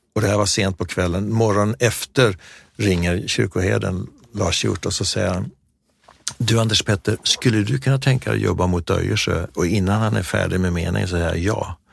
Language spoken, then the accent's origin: Swedish; Sweden; vi var där eh, från Sverige